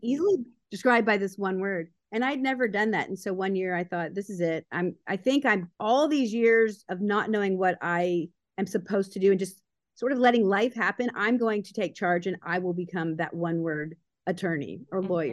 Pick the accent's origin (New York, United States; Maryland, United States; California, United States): Maryland, United States; Baltimore; I grew up in Baltimore, Maryland